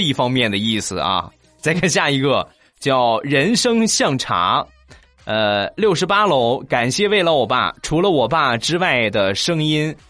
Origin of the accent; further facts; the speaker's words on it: Shandong, China; 我是一个山东人